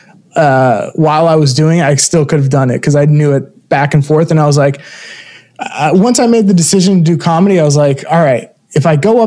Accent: Florida, United States; moved away as an adult; also born or lived in Brooklyn, New York; now in New York, United States; I grew up in, I was born in Brooklyn, moved to Florida, raised there

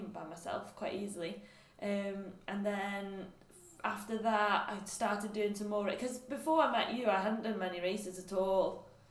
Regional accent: Anglesey, Wales, United Kingdom; moved away as an adult; now in Liverpool, United Kingdom; I'm from Anglesey, and then obviously stayed there till I went to uni, and went to uni when I was 18 in Liverpool

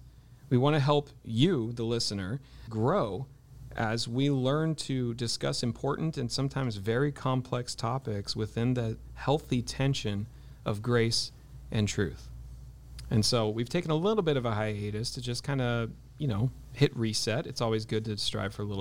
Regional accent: Ojai, California, United States; growing up in Ojai, I mean, I kind of grew up in the lion's den of New Age.

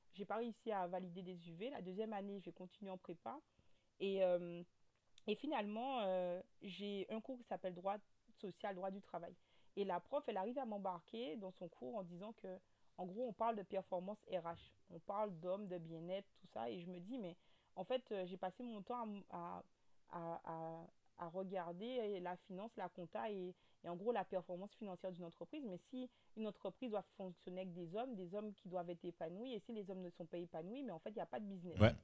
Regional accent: Guadeloupe; accent: Guadeloupean; also born or lived in Metropolitan France; now in France; Je suis de la Guadeloupe

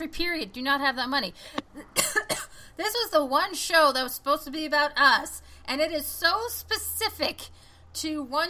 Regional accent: the Bible Belt, United States; growing up in the Bible Belt, like, the extreme Bible Belt

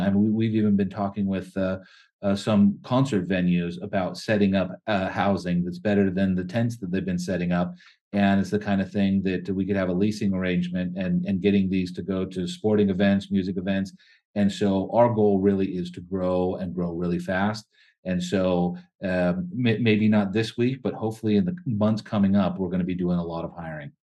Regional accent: California, United States; we're from California

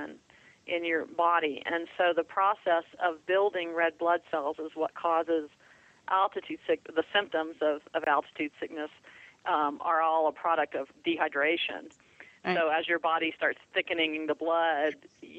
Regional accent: Florida, United States; I grew up in Florida

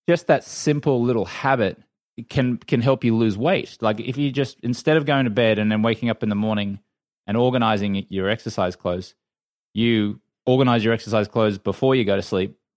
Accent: Australia; moved away; I grew up in Australia where the drinking culture is very much accepted there

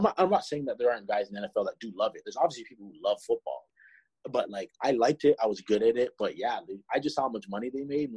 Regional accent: Toronto, Ontario, Canada; I was from Toronto, the closest team is Buffalo

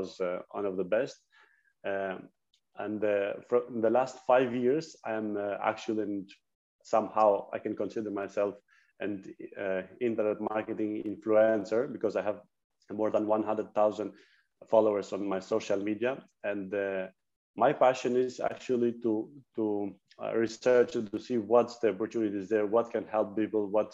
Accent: Greece; I'm from Greece. I live in Athens.

